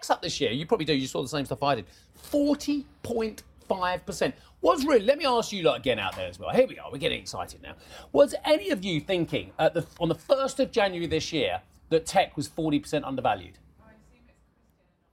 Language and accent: English; United Kingdom; as a British taxpayer, as a Brit